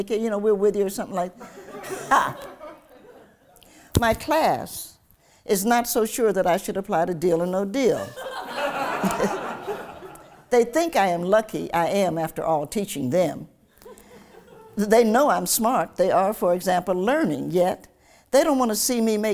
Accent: Lincoln Heights, Ohio, United States; also born or lived in Knoxville, Tennessee / Cincinnati, Ohio; I grew up in a little town called Lincoln Heights

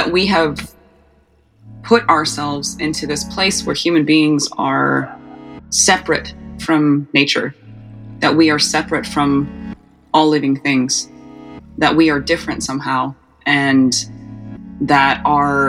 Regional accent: International Falls, Minnesota, United States; also born or lived in Couchiching First Nation, Ontario / Washington, D.C.; I am an Anishinaabe woman from Kuching First Nation. That's right up on the border between Minnesota and Ontario. So I was actually born in International Falls, Minnesota

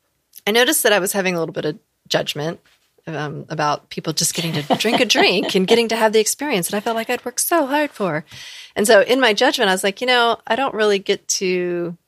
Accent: the South, United States; I come from the South and I definitely come from an area where there's a lot of African Americans. Like that's where I grew up

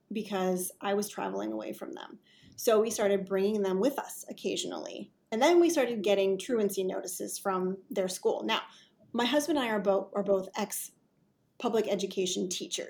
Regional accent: Wisconsin, United States; also born or lived in Midwest; now in North Carolina, United States; I'm originally from Wisconsin

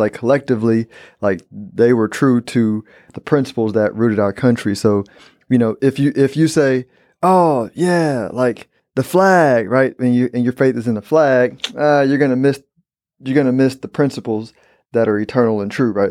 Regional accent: Houston, Texas, United States; I'm from Houston, born and raised.

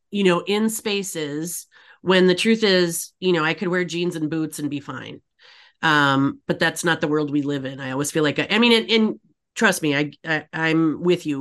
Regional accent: Upper Peninsula, Michigan, United States; moved away; I grew up in Michigan, the Upper Peninsula

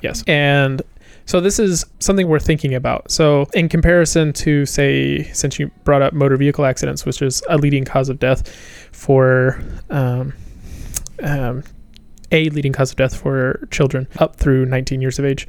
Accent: Appalachia, United States; moved away; also born or lived in Manhattan, New York; I grew up in the South. I grew up in Appalachia

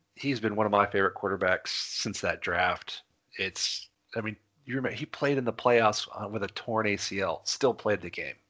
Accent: Florida, United States; we're all from Florida

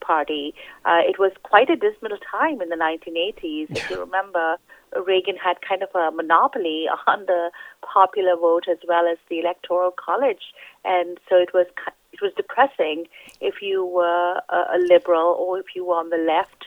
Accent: India; now in United States; I am an Indian American immigrant

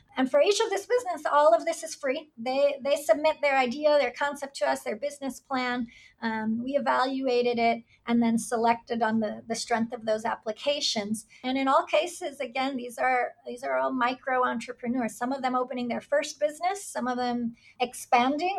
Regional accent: New York, United States; moved away as an adult; now in Puerto Rico; I grew up in New York, but my mother is from Puerto Rico.

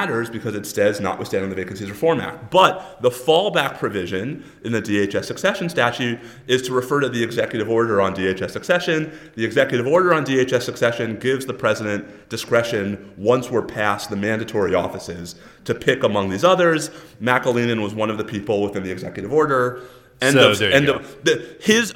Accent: New Yorker, United States; Texan New Yorker

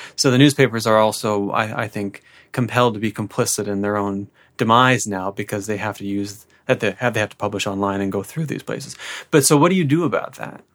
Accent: Peterborough, Ontario, Canada; I grew up in Peterborough

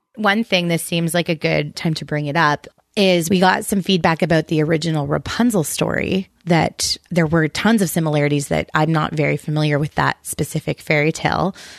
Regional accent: Canada; I'm just Canadian.

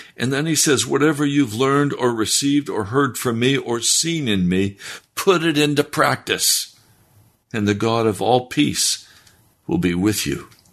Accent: the West, United States; I was raised in the West

